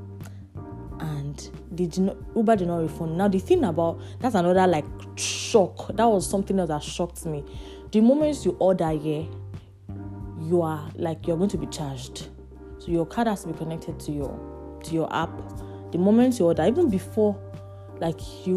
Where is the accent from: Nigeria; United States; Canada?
Nigeria; moved away as an adult; also born or lived in Lagos; now in Manchester, United Kingdom; a fellow Nigerian